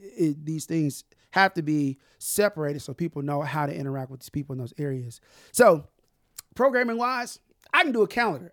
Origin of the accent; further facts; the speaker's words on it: Tulsa, Oklahoma, United States; I'm from North Tulsa, man. I, I'm from North Tulsa